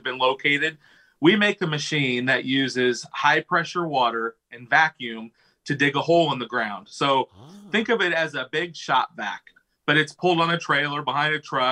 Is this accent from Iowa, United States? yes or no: yes; Pella, Iowa, United States; I've been born and raised in Pella, Iowa, lived here my whole life.